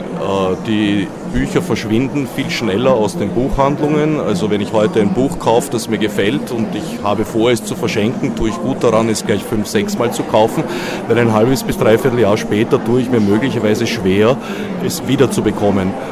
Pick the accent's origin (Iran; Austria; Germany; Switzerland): Austria